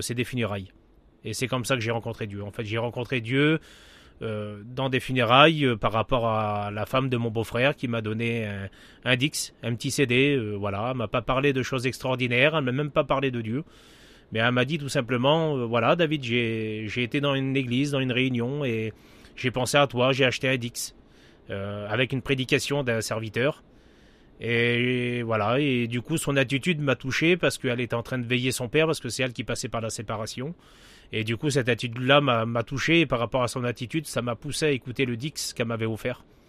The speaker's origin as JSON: {"language": "French", "area": "Pas-de-Calais, the North", "region": "Hauts-de-France", "country": "France", "also_born_or_lived": "Paris region", "moved": "yes", "said": "je, suis, je suis du Nord, dans le 62"}